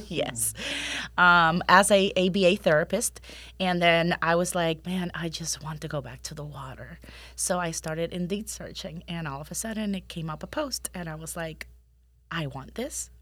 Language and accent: English; Puerto Rico; moved away as an adult; also born or lived in Colorado / Los Angeles / South Carolina / Pennsylvania; now in Winter Haven, United States; I am originally born and raised in Puerto Rico